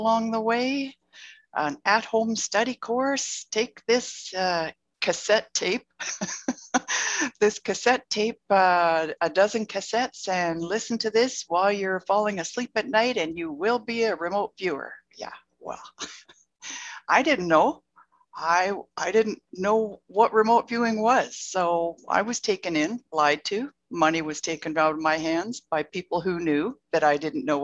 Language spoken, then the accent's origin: English; Calgary, Alberta, Canada; my hometown, Calgary, Alberta.